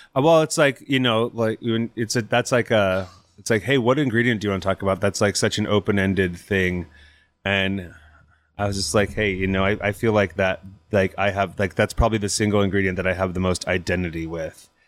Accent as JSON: {"language": "English", "town": "Napa", "region": "California", "country": "United States", "tie": "born or raised there", "moved": "yes", "lives_now": "Portland, United States", "said": "I grew up in Napa."}